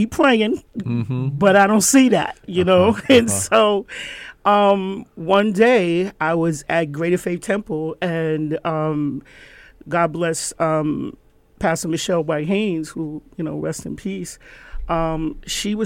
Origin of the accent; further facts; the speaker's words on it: New York City, New York, United States; also born or lived in Rhinebeck, New York / Bethlehem, Pennsylvania; I grew up in Gun Hill, I my mom sent me to private school